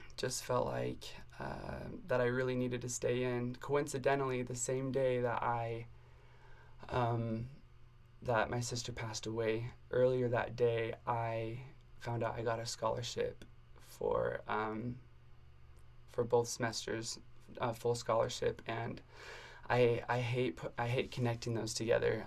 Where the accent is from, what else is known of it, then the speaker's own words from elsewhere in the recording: Arizona, United States; moved away as an adult; also born or lived in Indianapolis, Indiana; now in Provo, United States; I'm from Arizona. Um, and yeah, I lived in Arizona my whole life